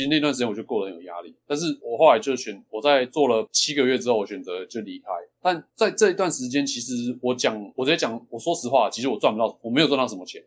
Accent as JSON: {"language": "Chinese", "town": "Xindian", "region": "New Taipei", "country": "Taiwan", "tie": "born or raised there", "said": "我是土生土长的新店人"}